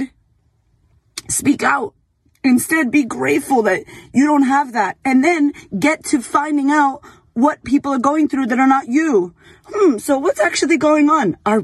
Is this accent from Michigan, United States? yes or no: no; Boston, Massachusetts, United States; I grew up in Boston